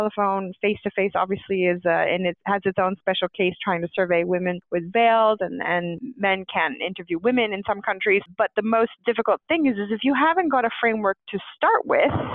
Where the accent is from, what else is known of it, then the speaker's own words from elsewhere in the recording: Canada; moved away as an adult; also born or lived in United Kingdom; I'm actually Canadian, and I spent nearly 20 years living in the UK